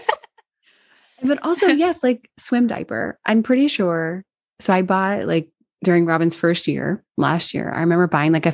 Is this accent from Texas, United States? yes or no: no; Washington, District of Columbia, United States; moved away; DC, which is my hometown.